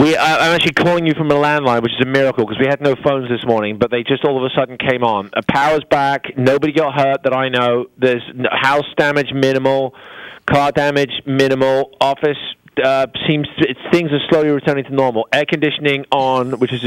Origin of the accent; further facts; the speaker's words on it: England, United Kingdom; moved away as an adult; now in United States; I come from England where it's rainy and dreary